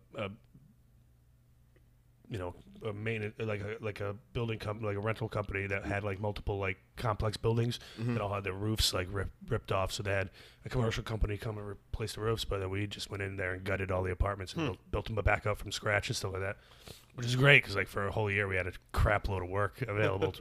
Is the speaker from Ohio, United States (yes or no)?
no; East Hartford, Connecticut, United States; I grew up in East Hartford